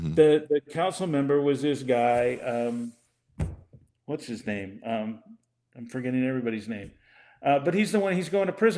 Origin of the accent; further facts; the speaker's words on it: Mexico; born there; Go out in the streets, and I was born in Mexico.